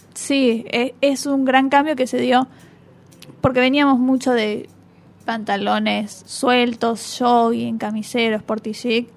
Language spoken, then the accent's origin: Spanish; Argentina; en nuestro país también se hacen presentaciones